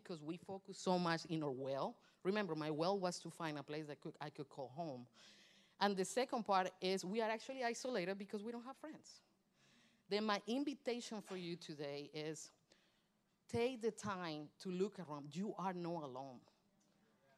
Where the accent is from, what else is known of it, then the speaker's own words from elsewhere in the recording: Colombia; moved away; also born or lived in Michigan; Colombian, I'm from Colombia, South America